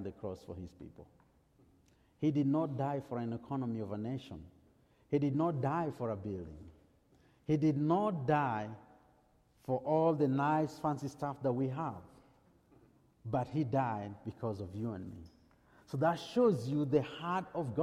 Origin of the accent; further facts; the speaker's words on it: Texas, United States; accent: heavy Texan; I still have my heavy Texan accent